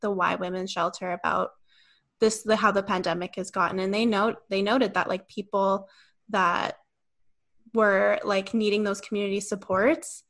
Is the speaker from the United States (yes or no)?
no; Kamloops, British Columbia, Canada; I grew up in Kamloops and so did Kennedy